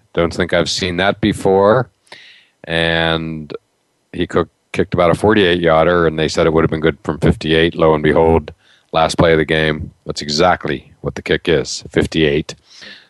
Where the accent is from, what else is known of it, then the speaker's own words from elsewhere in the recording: Pittsburgh, Pennsylvania, United States; I'm from Pittsburgh, so I thought that it was going to be the Pirates, the team I grew up